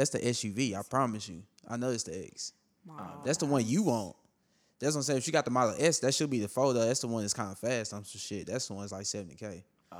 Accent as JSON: {"language": "English", "town": "Philadelphia", "region": "Pennsylvania", "country": "United States", "said": "because we're from Philly"}